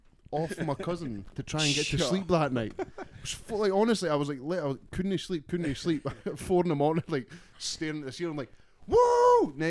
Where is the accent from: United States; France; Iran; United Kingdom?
United States; New York; Hey, I'm from New York.